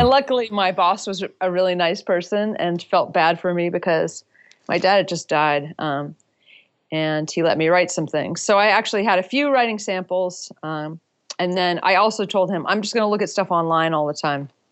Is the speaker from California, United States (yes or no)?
no; Durham, North Carolina, United States; moved away as an adult; also born or lived in San Francisco; I had moved from my hometown of Durham, North Carolina, across the country to San Francisco